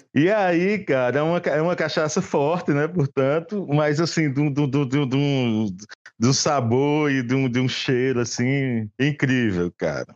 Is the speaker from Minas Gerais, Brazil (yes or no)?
no; Patos, Paraíba, Brazil; eu sou sertanejo, né? Eu sou do sertão da Paraíba, Patos.